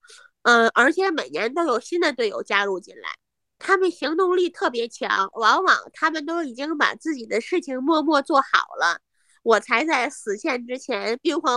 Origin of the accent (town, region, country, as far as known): Hebei, China